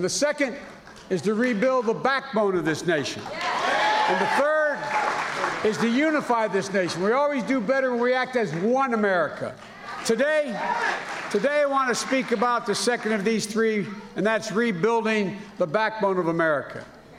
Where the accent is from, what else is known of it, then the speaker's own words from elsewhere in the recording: Wilmington, Delaware, United States; also born or lived in Scranton, Pennsylvania; I believe that Pittsburgh and my native town of Scranton and my hometown of Wilmington and Claymont